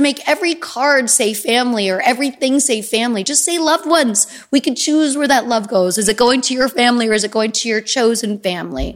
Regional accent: Easton, United States; moved away; I would rent a car and drive home and see my friends from Easton

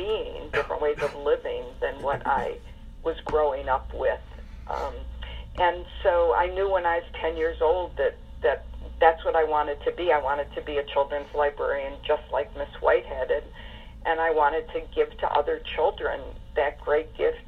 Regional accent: Detroit, Michigan, United States; when I was growing up in Detroit

